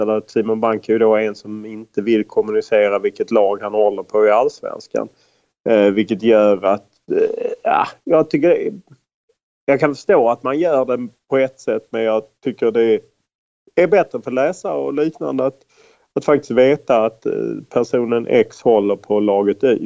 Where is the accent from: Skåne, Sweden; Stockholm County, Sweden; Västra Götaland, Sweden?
Skåne, Sweden; Lund; moved away as an adult; also born or lived in United States; i Lund där jag växte upp och eh, bodde fram till jag var 28 år